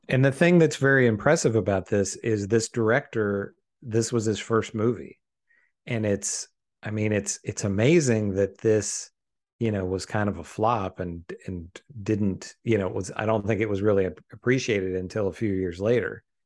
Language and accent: English; United States; as an American viewer